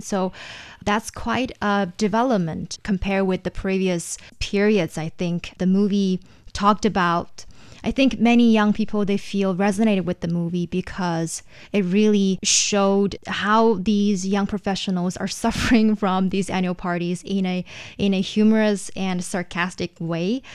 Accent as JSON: {"language": "English", "town": "Shenyang", "region": "Liaoning", "country": "China", "tie": "born or raised there", "said": "in Shenyang, my hometown"}